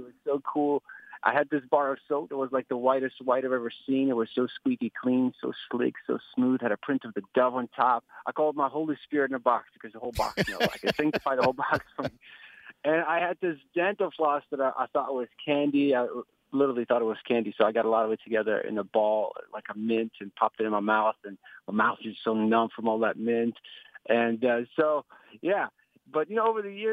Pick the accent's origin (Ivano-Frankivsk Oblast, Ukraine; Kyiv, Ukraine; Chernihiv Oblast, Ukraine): Kyiv, Ukraine; moved away; I grew up in Kiev, Ukraine